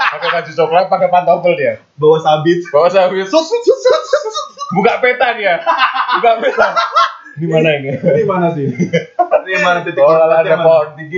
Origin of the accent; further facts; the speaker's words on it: Klaten, Central Java, Indonesia; Di daerahku dulu, Hah? di di Klaten ya. Iya. Masih ada yang pakai daun eh daun lagi